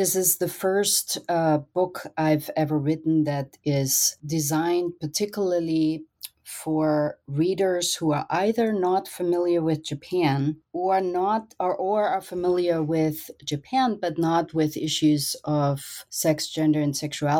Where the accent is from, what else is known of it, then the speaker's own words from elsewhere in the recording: Austria; English is a second language; I grew up in Austria, in a very small country in Europe, and traveling was always among my family's favorite pastimes.